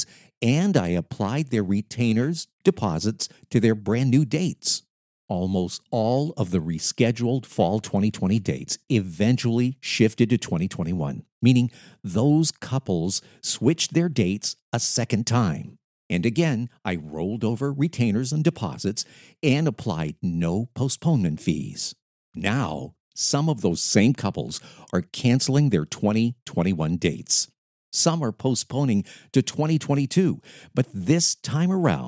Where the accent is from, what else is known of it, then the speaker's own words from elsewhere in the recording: Lewiston, United States; moved away; my hometown of Lewiston